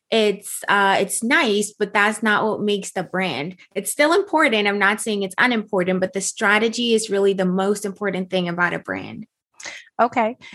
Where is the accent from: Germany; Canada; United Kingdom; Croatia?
Germany; moved away; So I came from Germany, and yes, that dream was business ownership, was being an entrepreneur